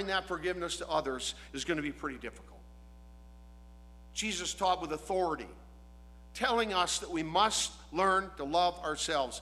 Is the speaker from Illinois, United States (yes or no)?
yes; DeKalb, Illinois, United States; I grew up in the Lutheran Church, Trinity Lutheran Church, Norwegian Lutheran Church in DeKalb, Illinois